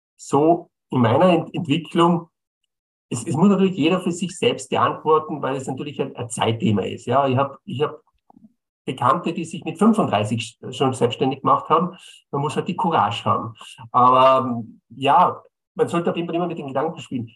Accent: Bolzano, Trentino-Alto Adige, Italy; moved away as an adult; now in Vienna, Austria; Ich bin gebürtiger Bozener.

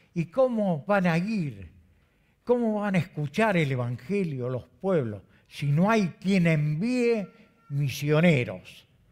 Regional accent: Argentina; also born or lived in Canada; Como argentinos

